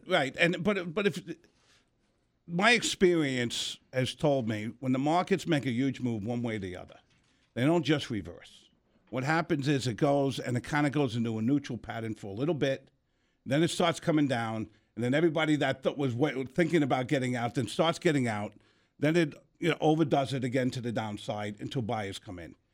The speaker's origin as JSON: {"language": "English", "region": "New York", "country": "United States", "also_born_or_lived": "Arizona", "moved": "yes", "said": "I'm a New Yorker"}